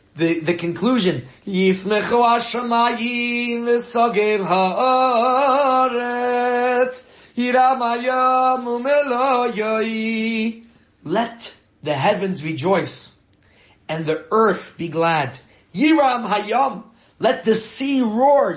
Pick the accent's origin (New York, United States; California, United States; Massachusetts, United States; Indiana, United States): New York, United States; now in Johannesburg, South Africa; I grew up in New York